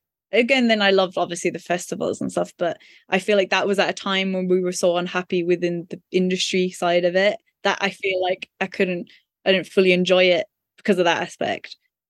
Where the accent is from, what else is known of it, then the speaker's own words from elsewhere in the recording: Ireland; I don't know, is it because we're Irish? Then it's kind of the thing of, oh, you're not English.